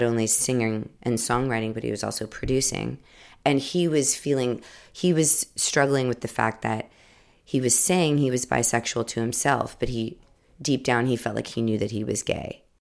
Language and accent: English; Ohio, United States; I grew up in Ohio